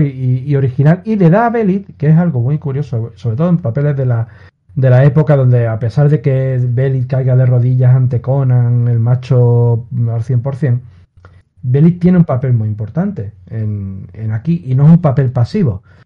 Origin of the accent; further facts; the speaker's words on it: Spain; yo soy español